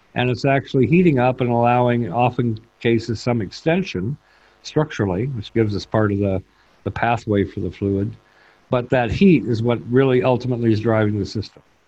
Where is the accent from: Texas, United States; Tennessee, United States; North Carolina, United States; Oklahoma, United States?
Oklahoma, United States; northeast; moved away as an adult; now in Dublin, Ireland; So I grew up in Oklahoma, northeast Oklahoma